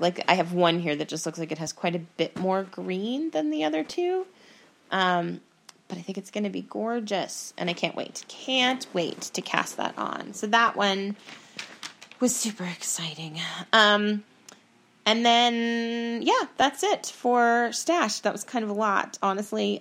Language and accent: English; Estes Park, Colorado, United States; in Estes Park, which is is my hometown